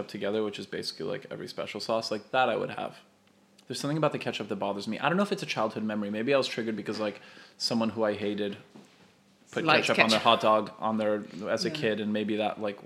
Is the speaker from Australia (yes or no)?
no; Canada; first language Polish; English is a second language; I'm Canadian